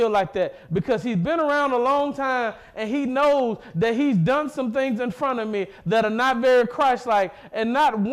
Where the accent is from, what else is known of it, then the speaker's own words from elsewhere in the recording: Mississippi, United States; I'm from Mississippi